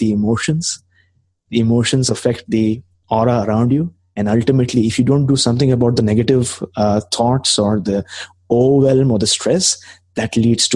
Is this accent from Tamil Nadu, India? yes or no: no; Mumbai, Maharashtra, India; moved away as an adult; now in Canada; I came to Canada about 2.5 years back. I'm initially from Mumbai